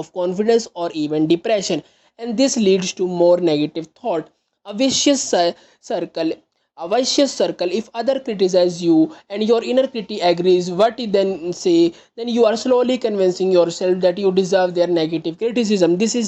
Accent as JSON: {"language": "English", "country": "India", "said": "I am from India."}